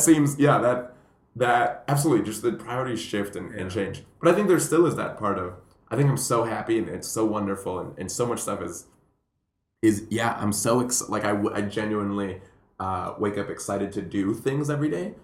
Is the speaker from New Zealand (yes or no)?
no; Puerto Rico; moved away; also born or lived in Colombia; I'm Colombian. I grew up in Puerto Rico